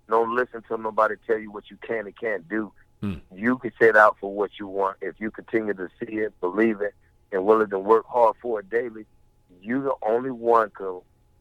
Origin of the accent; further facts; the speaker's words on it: Pompano Beach, Florida, United States; my home state, for my community, which is Pompano Beach, Florida